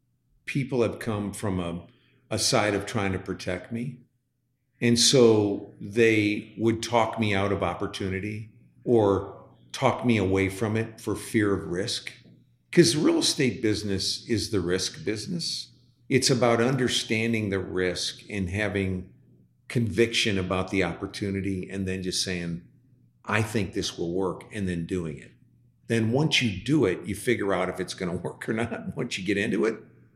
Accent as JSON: {"language": "English", "region": "Midwest", "country": "United States", "said": "I come from the Midwest. People welcome you here."}